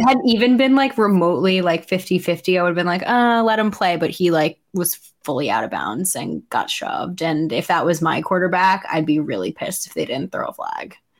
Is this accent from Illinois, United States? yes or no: no; New York, United States; as a New Yorker